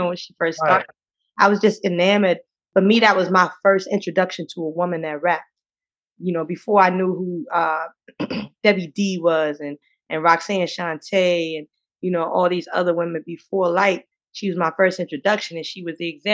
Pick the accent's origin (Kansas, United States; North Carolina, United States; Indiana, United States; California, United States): North Carolina, United States; Eastern; I grew up in a very small town in Eastern North Carolina, like at max 2,000 people